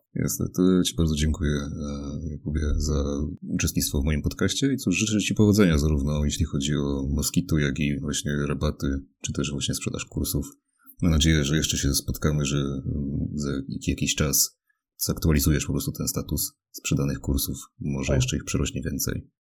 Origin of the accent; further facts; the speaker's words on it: Mielec, Subcarpathian Voivodeship, Poland; ja jestem z akurat z mniejszego miasta, e, z Mielca tutaj na Podkarpaciu